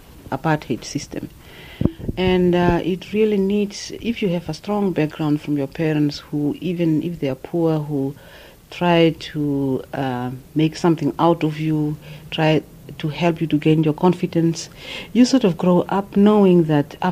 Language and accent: English; Fransfontein, Kunene, Namibia; moved away as an adult; also born or lived in Otjiwarongo, Namibia / Warsaw, Poland; born in Francfontein. And I grew up there with my grandmother. And usually it's our tradition that your grandparents take you. They don't want you to stay in the towns. And when I was 12, my mother came and picked me up. And I grew up in Ochwarongo